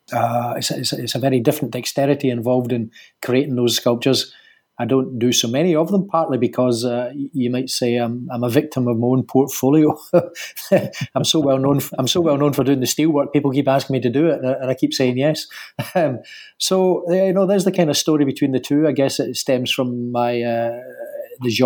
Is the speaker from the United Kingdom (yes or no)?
yes; Glasgow, Scotland, United Kingdom; born or raised there; accent: Scottish